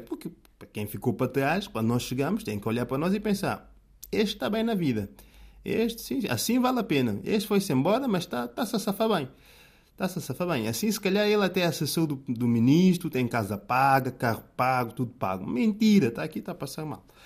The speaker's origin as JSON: {"language": "Portuguese", "town": "São Tomé", "country": "São Tomé & Príncipe", "tie": "born or raised there", "moved": "yes", "lives_now": "Portugal", "said": "São Tomé, terra natal, sítio onde eu nasci e cresci"}